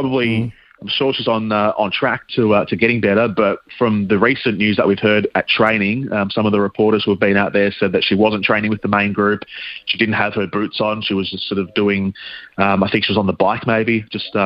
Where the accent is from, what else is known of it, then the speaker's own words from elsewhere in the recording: Australia; I'm Australian